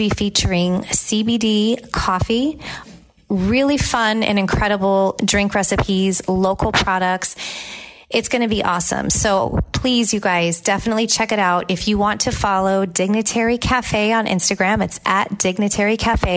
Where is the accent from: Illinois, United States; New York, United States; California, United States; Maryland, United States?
California, United States; now in Tampa, United States; Growing up in California, farmers markets were always a big part of my life